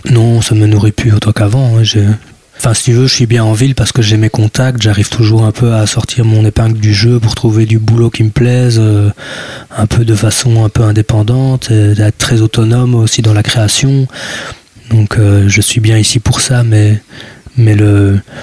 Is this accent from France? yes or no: no; the Ardennes, Wallonia, Belgium; now in Brussels, Belgium